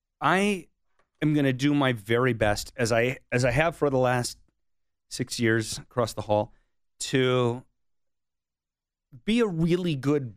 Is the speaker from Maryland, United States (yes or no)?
yes; Bethesda, Maryland, United States; But in high school, in the second half of high school and then through my time in college, we were in Bethesda, Maryland